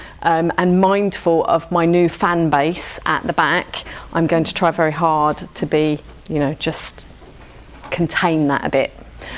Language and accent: English; London, United Kingdom; I'm from South London, so I talk quite fast